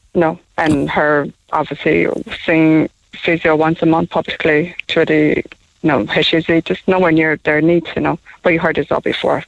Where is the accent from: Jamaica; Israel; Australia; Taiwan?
Taiwan; now in Cork, Ireland; we're from Taiwan. Oh, I'm from Taiwan